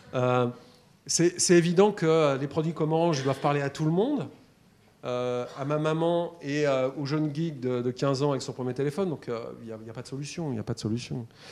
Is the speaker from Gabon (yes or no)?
no; Paris, Île-de-France, France; Je suis parisien, j'avais vu trois vaches dans ma vie